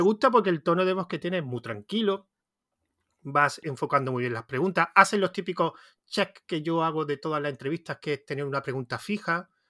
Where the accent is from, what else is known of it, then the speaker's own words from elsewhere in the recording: Andalusia, Spain; accent: Andalusian; Yo también tengo mucho acento, yo soy de Andalucía, entonces el acento no, lo he perdido